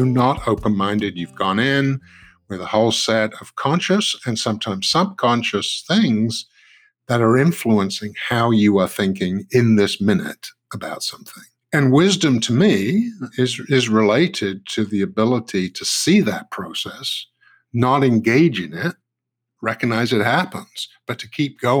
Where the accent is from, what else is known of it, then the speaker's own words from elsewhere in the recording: United Kingdom; moved away as an adult; now in United States; As a Brit, yes, who, you know, grew up and, you know, spent the first part of my adult life in Britain, it would have been tea.